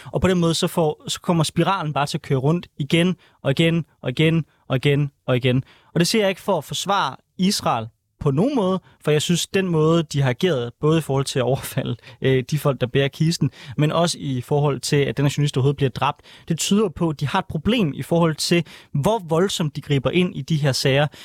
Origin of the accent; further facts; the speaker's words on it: Aarhus, Central Denmark Region, Denmark; jeg er jo fra Aarhus